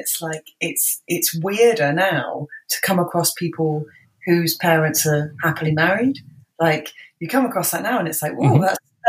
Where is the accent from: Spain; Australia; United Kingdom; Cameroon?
United Kingdom; Bristol, South West England; I was born and raised in Bristol. Luckily I don't have the accent. I am from Bristol